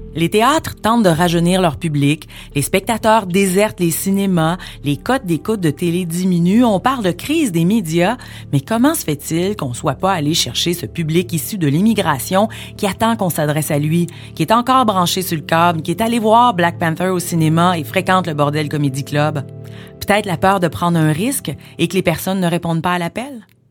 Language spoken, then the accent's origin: French; Montreal, Quebec, Canada; je suis née à Montréal